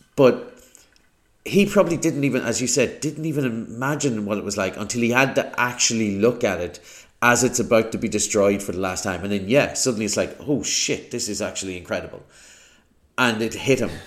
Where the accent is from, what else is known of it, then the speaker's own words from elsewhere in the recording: Ireland; as an Irishman